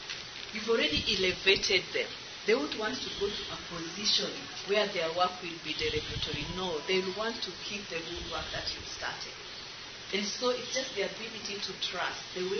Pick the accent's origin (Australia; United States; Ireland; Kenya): Kenya; something I wouldn't have done as a Kenyan.